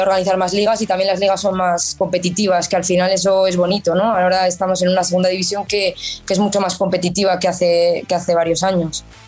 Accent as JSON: {"language": "Spanish", "town": "Pamplona", "region": "Navarre", "country": "Spain", "tie": "born or raised there", "said": "yo soy de, aquí desde pequeñita, soy de Pamplona, soy Navarra"}